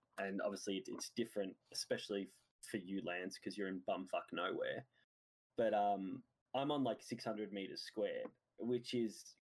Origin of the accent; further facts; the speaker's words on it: Australia; As an Australian